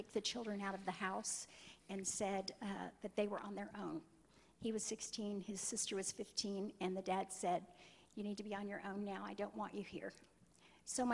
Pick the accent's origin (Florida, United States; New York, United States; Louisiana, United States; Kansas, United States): Kansas, United States; I'm from Kansas.